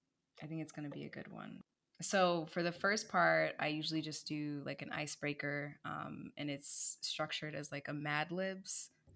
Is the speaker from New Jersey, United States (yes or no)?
yes; New Jersey, United States; I grew up in New Jersey, so it's kind of similar in terms of like geography.